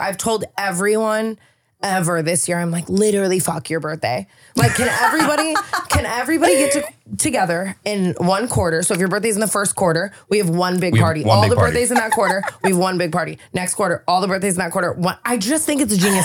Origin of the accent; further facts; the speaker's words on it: Las Vegas, Nevada, United States; now in California, United States; I'm from Vegas